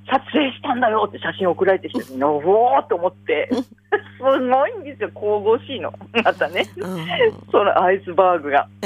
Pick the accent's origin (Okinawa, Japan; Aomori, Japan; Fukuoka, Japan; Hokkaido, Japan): Hokkaido, Japan; Funka Bay; 噴火湾私が、はいはい、私の地元なんです。